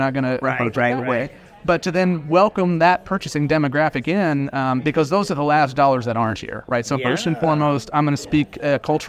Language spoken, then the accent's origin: English; Kansas, United States; So Kansas, my home state, has a hemp program at my alma mater, K-State.